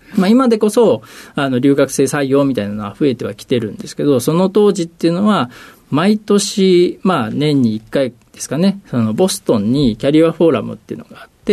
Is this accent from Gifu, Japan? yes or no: no; Ehime, Japan; 出身はですね、あの、四国の愛媛県というところになります